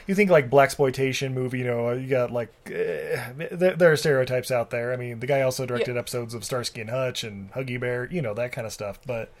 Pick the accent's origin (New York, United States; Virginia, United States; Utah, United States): Utah, United States; growing up in Utah.